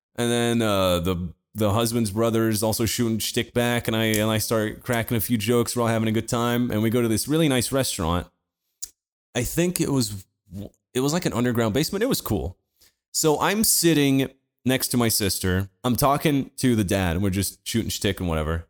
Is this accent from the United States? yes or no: no; Portugal; Portuguese like me